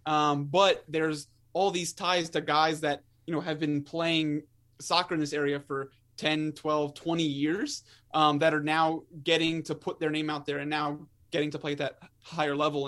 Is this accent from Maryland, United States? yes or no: yes; Maryland, United States; I'm born and raised in Maryland